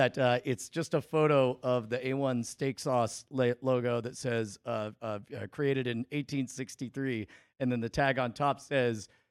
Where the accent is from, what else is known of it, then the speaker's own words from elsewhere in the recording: Huntington Beach, California, United States; I grew up in Huntington Beach